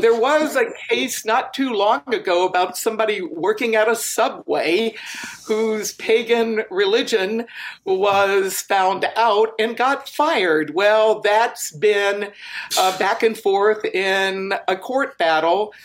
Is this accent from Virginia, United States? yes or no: yes; Virginia, United States; now in Wisconsin, United States; I grew up in Virginia, but I'm here in Wisconsin now.